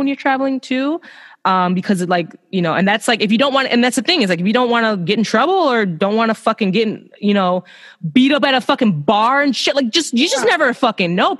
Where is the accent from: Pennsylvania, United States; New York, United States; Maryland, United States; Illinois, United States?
Illinois, United States; Chicago; also born or lived in Melbourne, Australia; I'm from Chicago.